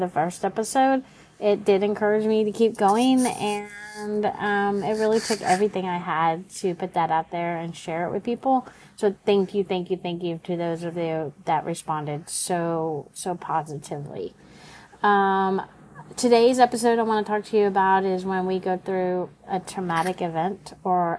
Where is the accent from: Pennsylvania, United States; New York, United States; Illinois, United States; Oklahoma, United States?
Oklahoma, United States; moved away as an adult; also born or lived in California; I grew up in Oklahoma, but ended up in college in California